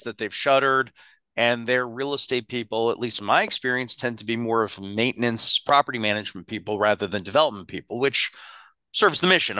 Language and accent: English; United States; I'm an American